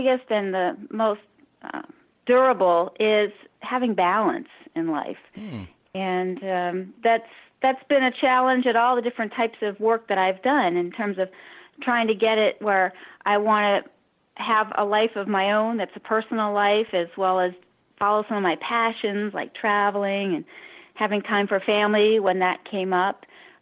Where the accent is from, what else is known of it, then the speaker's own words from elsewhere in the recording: Cambridge, Massachusetts, United States; now in San Diego, United States; I grew up in Cambridge, Massachusetts